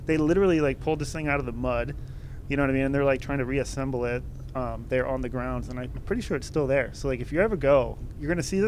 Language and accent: English; Corona, California, United States; moved away as an adult; also born or lived in Torrance, California; I'm in the Coast Guard. I'm originally from Southern California, from Corona. I was born in Torrance, though, like right in near Alpine Village, near Compton.